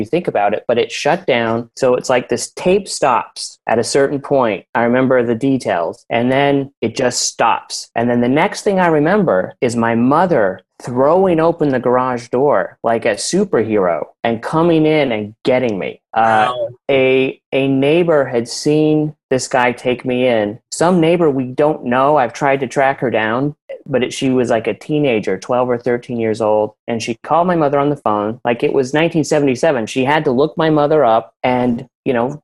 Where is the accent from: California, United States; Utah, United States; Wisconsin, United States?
Utah, United States; Salt Lake City; I grew up in Salt Lake City, and it was like a quiet neighborhood.